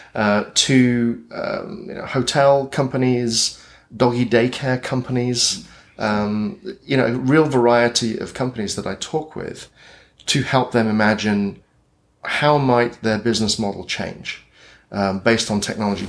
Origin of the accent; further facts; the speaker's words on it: United Kingdom; accent: British; moved away as an adult; also born or lived in Britain; now in Portland, United States; my British accent